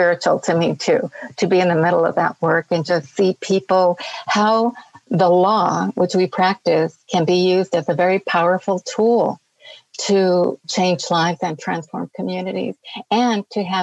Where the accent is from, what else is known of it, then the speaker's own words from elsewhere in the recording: Los Angeles, California, United States; I grew up in poverty in East Los Angeles. I'm a native Angeleno.